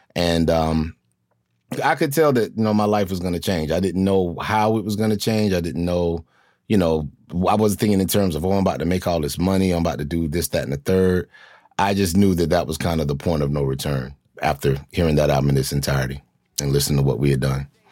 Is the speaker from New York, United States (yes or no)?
no; North Carolina, United States; I grew up in, in North Carolina